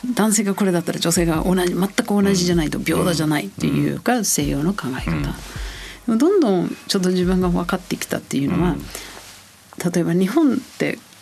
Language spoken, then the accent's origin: Japanese; New Zealand; Japanese is a second language; moved away as an adult; also born or lived in Chiba, Japan / Tokyo, Japan / Kyoto, Japan / Gifu, Japan; now in Japan; 私はニュージーランド出身と言ったんですが、あのニュージーランドの北島南島があるんですが私は北島から来て